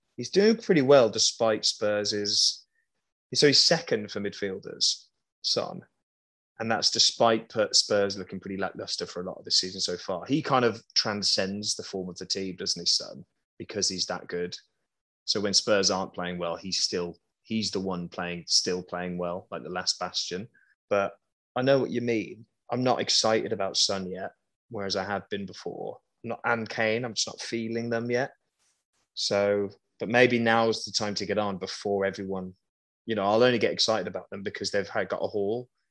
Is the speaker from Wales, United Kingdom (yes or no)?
no; Birmingham, West Midlands, United Kingdom; I was just raised in Birmingham